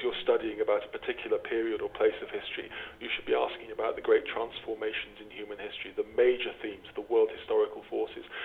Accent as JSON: {"language": "English", "region": "England", "country": "United Kingdom", "tie": "born or raised there", "said": "As my accent indicates, I didn't grow up in Ireland. I grew up overwhelmingly in England"}